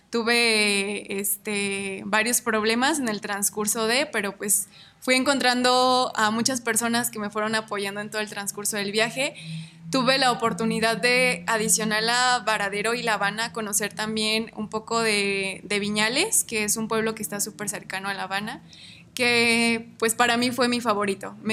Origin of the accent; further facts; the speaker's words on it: Ario de Rosales, Michoacán, Mexico; born there; now in Morelia, Mexico; nací en Ario de Rosales, actualmente vivo en la ciudad de Morelia.